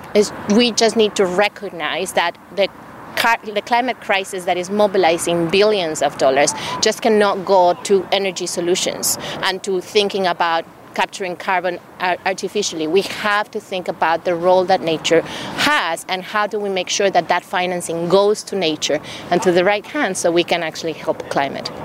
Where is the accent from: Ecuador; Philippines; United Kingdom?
Ecuador; the country where I come from. I'm from, I'm from Ecuador, from South America.